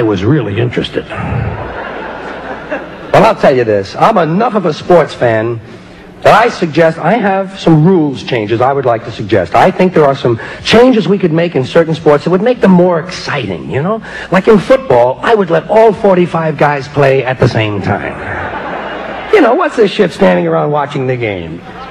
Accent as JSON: {"language": "English", "country": "United States", "said": "I'm an American"}